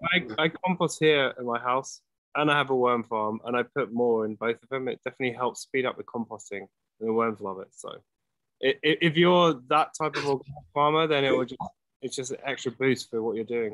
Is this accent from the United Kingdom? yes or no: yes; London, United Kingdom; moved away as an adult; now in Los Angeles, United States; I grew up in London. Yeah, so I've been here twenty years.